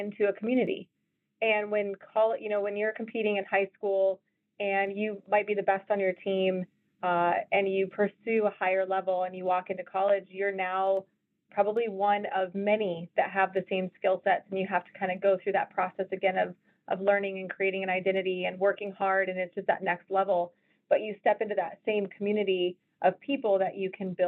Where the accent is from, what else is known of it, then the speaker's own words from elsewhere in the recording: Colorado, United States; moved away as an adult; also born or lived in Iowa; I was from Colorado